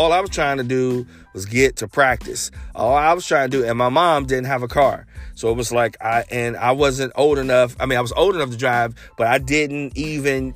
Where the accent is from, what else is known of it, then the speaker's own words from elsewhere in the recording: Cincinnati, Ohio, United States; growing up in Cincinnati